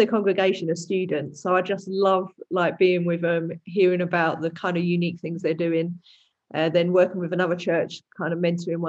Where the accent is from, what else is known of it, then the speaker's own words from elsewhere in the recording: Dagenham, London, United Kingdom; I'm from Dagenham, which is in East London. Some people say it's Essex, but it depends whether you want to say you're from Essex or East London. And I veer more towards East London. So there we go. But yeah, been here my whole life.